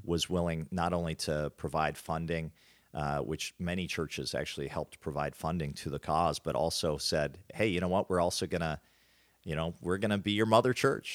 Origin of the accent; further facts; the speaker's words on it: Hertz Field, North Dakota, United States; grew up on a farm in the middle of North Dakota